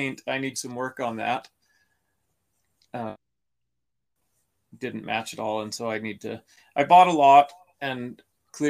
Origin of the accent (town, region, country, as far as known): Canada; born or raised there